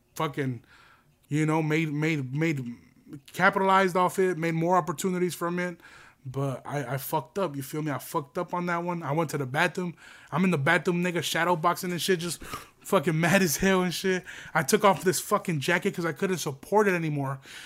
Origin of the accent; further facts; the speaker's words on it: United States; We're American